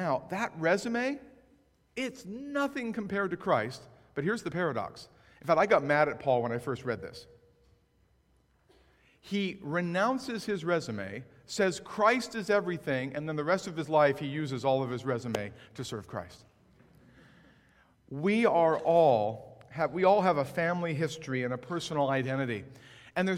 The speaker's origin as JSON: {"language": "English", "region": "West Coast", "country": "United States", "tie": "born or raised there", "also_born_or_lived": "Framingham, Massachusetts", "said": "I grew up on the West Coast"}